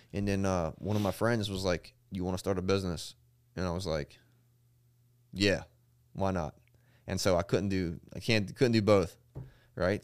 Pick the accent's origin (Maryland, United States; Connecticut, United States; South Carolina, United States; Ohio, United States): Maryland, United States; Eastern Shore; I'm from Maryland.